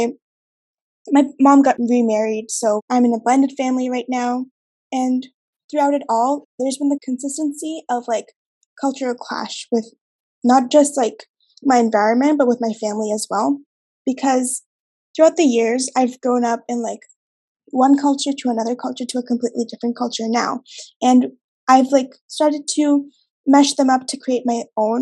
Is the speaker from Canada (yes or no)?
yes; Canada; also born or lived in Bangladesh; I was born in Bangladesh and I moved to Canada when I was 6 years old